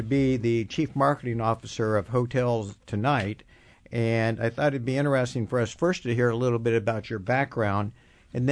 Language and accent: English; Kansas, United States; I'm from Kansas